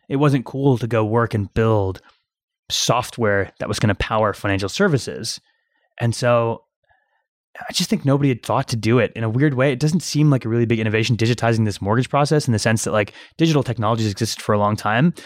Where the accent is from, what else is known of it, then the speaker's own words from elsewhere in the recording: Cincinnati, Ohio, United States; also born or lived in Iran / Michigan; Spent most of my childhood in Cincinnati, Ohio